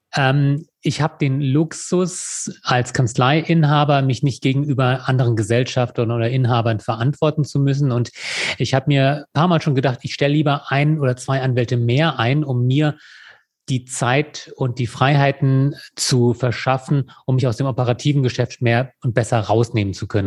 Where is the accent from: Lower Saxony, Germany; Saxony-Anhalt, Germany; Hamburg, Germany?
Lower Saxony, Germany; now in Würzburg, Germany; ich gebürtiger Niedersachse bin